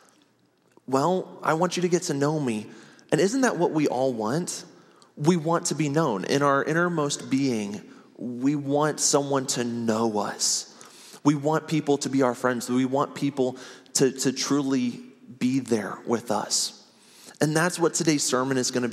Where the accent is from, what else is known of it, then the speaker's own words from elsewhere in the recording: Ohio, United States; moved away as an adult; now in Oklahoma City, United States; we moved our family to Ohio. I ended up spending 26 years there